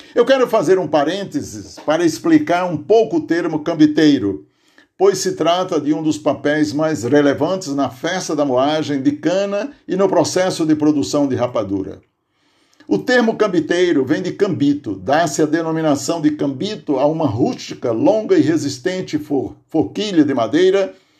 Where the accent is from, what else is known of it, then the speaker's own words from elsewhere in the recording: Aurora, Ceará, Brazil; now in Santo André, Brazil; lá em casa, no sítio Tipi, município de Aurora, Ceará, onde nasci